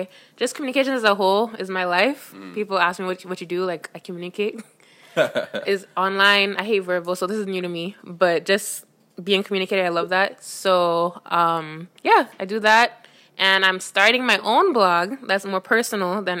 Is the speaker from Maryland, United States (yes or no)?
no; Miami, Florida, United States; I was born in Miami